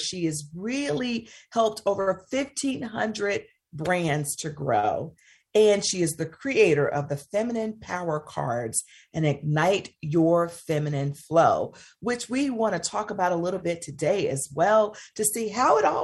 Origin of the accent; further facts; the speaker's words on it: the South, United States; It comes from growing up in the South